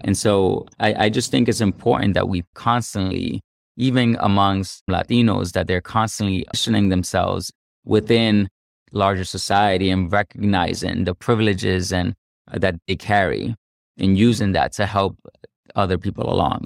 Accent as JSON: {"language": "English", "country": "United States", "tie": "born or raised there", "also_born_or_lived": "Cartagena, Colombia", "said": "I came here when I was a kid, and so I grew up here in the United States"}